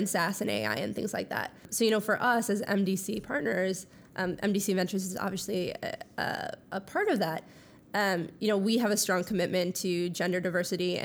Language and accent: English; Minnesota, United States; moved away; I'm from Minnesota, which you can really only hear when I say I'm from Minnesota